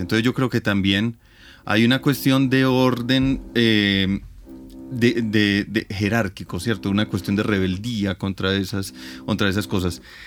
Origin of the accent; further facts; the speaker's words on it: Antioquia, Colombia; de las creencias populares que me tocaron a mí desde niño, ¿cierto? Entonces, por ejemplo, uno le da una gripa y en, Antioquia se recomienda mucho el agua panela con limón